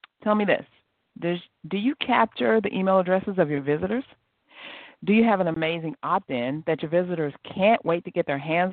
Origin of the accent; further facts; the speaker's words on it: South Carolina, United States; I'm from South Carolina, too